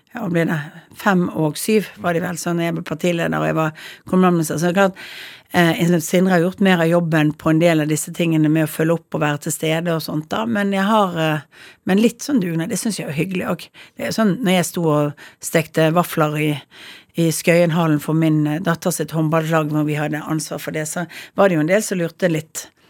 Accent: Bergen, Vestland, Norway; Jeg er født på Arna, og så er jeg oppvokst i begynnelsen av Åsterveien

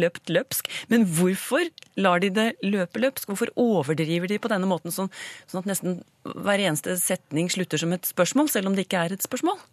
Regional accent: Eastern Norway, Norway; accent: East Norwegian; Jeg snakker jo østlending

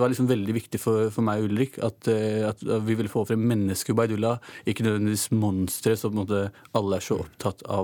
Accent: Oslo, Norway; vi har begge foreldre fra Pakistan. Eh, vi er født og oppvokst i Norge begge to.

